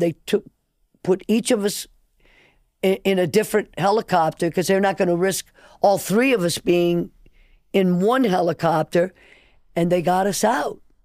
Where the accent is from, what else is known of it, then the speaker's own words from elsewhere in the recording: New Orleans, Louisiana, United States; also born or lived in Nicaragua; I grew up in New Orleans